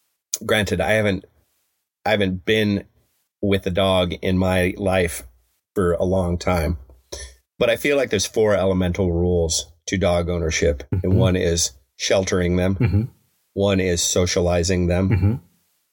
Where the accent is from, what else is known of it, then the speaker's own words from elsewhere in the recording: Evergreen, Colorado, United States; my hometown of Evergreen, Colorado